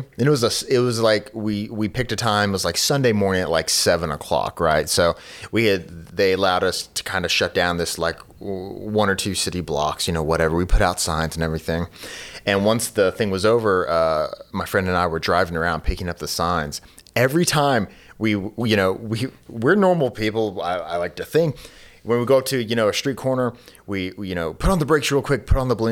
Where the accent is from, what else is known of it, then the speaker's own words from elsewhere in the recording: the South, United States; also born or lived in Pennsylvania; I was born and raised in the South